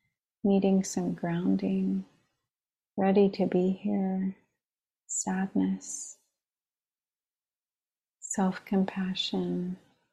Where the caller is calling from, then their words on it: New York, United States; I'm calling in from the East Coast, the land of the Munsee, Lenape, and Merrick peoples of Long Island.